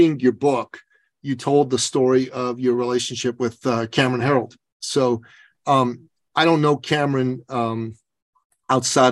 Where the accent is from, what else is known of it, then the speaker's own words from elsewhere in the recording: Canada; being a Canadian